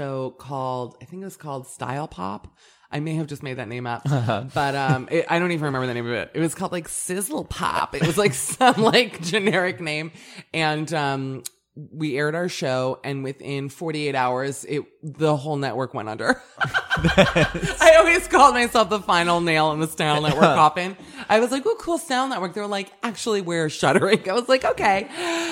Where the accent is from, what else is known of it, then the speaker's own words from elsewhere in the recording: Miami, Florida, United States; I grew up in Miami